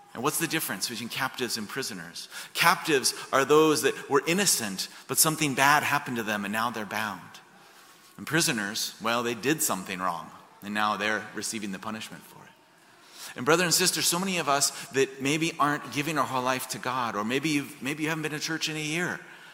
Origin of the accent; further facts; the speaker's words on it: Colorado, United States; I grew up in Colorado. I was not raised Catholic. In fact, today is my 21st anniversary of being Catholic.